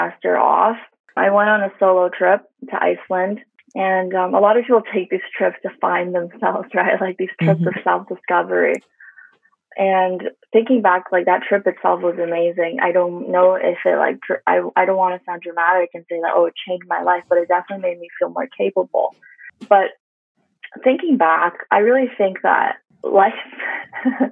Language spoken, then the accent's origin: English; Canada; being like Asian Canadian, being Chinese Canadian